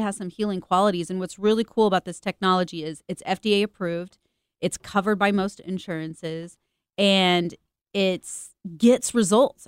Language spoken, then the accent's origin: English; Missouri, United States; I'm from Missouri